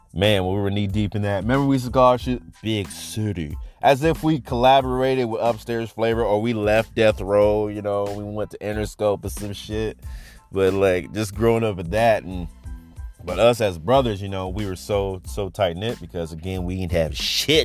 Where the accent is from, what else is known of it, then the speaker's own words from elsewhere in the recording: Cedar Rapids, Iowa, United States; growing up in Cedar